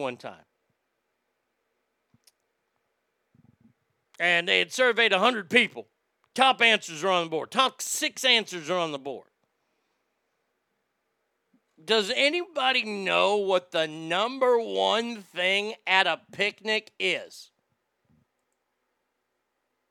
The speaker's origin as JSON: {"language": "English", "region": "Texas", "country": "United States", "said": "my home state of Texas"}